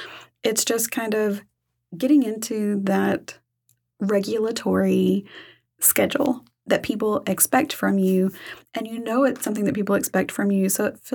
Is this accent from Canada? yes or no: no; Arkansas, United States; I'm a Southeast Arkansas girl.